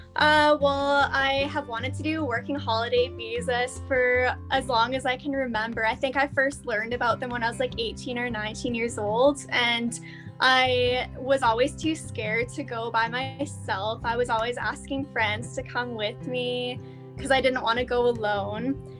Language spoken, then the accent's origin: English; Canada; moved away as an adult; It was pretty easy as a Canadian, I think, because like the they're Commonwealth countries, so it's quite easy to for me to apply for Australia